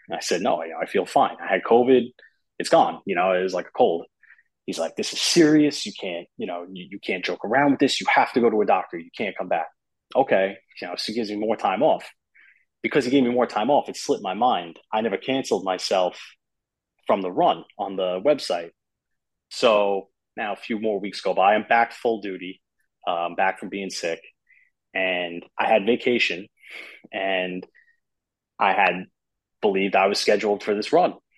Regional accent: Long Island, New York, United States; I grew up on Long Island.

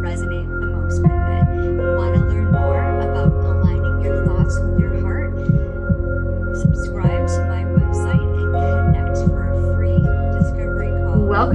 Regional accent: United States; growing up in America

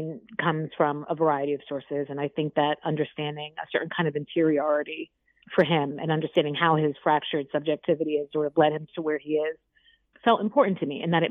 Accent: New York City, New York, United States; also born or lived in Vermont; I'm from the Bronx. Yeah, I grew up in New York City and have spent most of my life here.

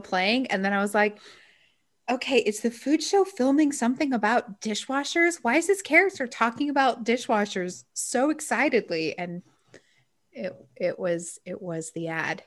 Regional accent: Utah, United States; I grew up in Utah

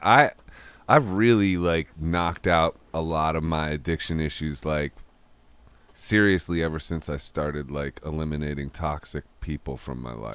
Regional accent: Akron, Ohio, United States; moved away

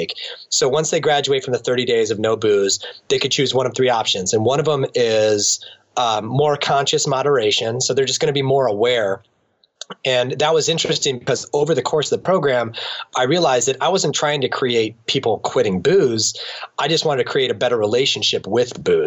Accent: Akron, Ohio, United States; here in my hometown in Akron

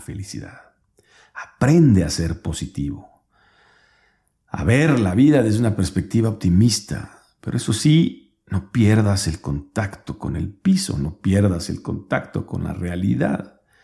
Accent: Mexico

